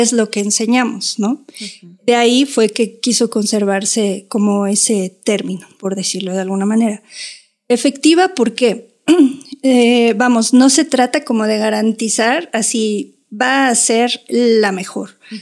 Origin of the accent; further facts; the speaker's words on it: Mexico; éramos así como 30 mexicanas